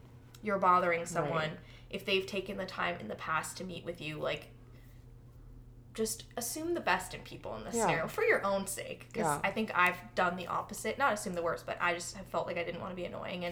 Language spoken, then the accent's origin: English; Chicago, Illinois, United States; moved away; I'm from Chicago